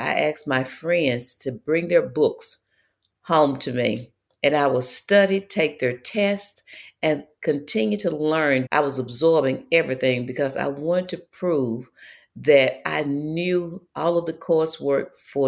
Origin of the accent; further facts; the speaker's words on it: Mississippi, United States; I lived a life growing up in Mississippi